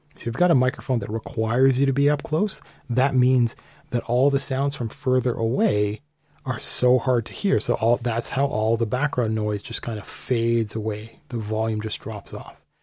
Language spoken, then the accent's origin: English; Canada; I'm Canadian